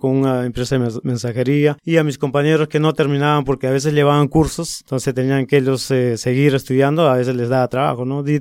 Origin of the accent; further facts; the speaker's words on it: Arequipa, Peru; Bueno, como yo nací en, en, la ciudad, en el centro mismo, yo me crié en, casi cerca del centro, o sea, un un distrito que se llama